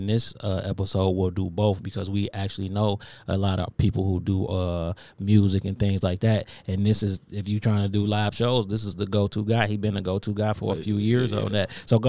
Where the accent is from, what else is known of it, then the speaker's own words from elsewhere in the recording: Inkster, Michigan, United States; we from Inkster